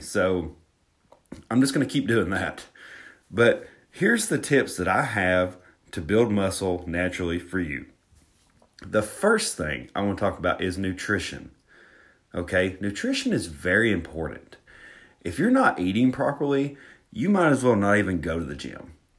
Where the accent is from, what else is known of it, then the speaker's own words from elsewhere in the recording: Alabama, United States; accent: Southern; I'm from Alabama. I'm from Alabama